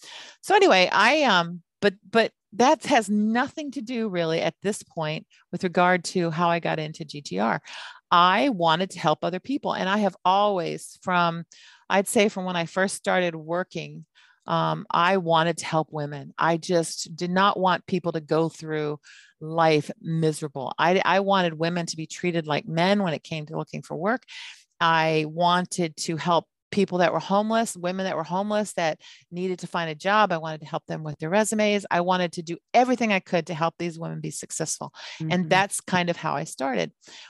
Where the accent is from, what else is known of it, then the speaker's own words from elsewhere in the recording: Hawaii, United States; and we grew up in Hawaii where we're basically kind of like as military, we were the ones that weren't supposed to be there.